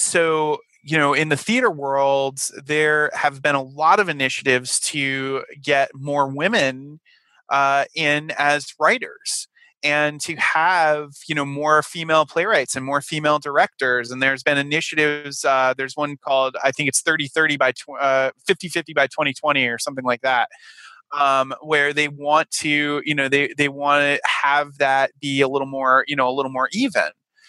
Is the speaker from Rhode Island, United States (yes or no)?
yes; Rhode Island, United States; I was coming from Rhode Island and, I was lucky enough to not have the Peter Griffin accent that, some of my colleagues from Rhode Island, had, because I had had all the theater training